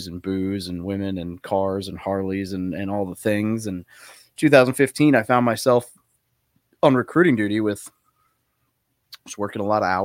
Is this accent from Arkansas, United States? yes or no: yes; Little Rock, Arkansas, United States; moved away as an adult; also born or lived in California; I was born in Cali, but I grew up in Little Rock, Arkansas